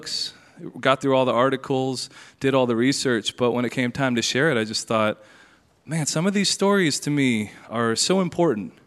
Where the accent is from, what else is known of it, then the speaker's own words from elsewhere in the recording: Tennessee, United States; moved away; also born or lived in Wyoming; growing up in Tennessee